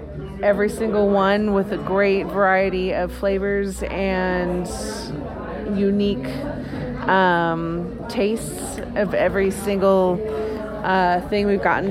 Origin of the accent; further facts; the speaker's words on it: California, United States; being from wine country.